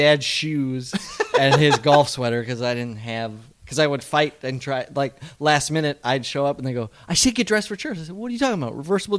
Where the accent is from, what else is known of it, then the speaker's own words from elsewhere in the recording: Midwest, United States; moved away; where we grew up in the Midwest.